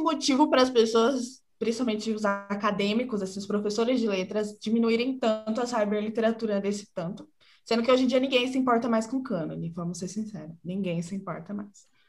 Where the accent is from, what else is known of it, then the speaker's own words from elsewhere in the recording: Santa Bárbara d'Oeste, São Paulo, Brazil; eu sou de Santa Bárbara do Oeste, São Paulo